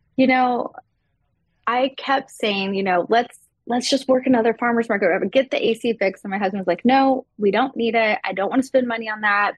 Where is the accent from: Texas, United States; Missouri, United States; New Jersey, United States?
Texas, United States; I grew up in Texas